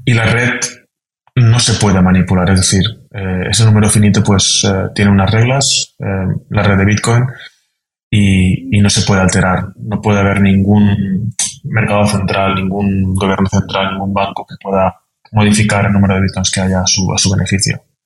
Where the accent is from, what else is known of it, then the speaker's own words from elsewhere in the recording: a town near Valencia, Valencian Community, Spain; moved away as an adult; now in Vienna, Austria; Soy de Valencia. Soy original de un pueblo cercano a Valencia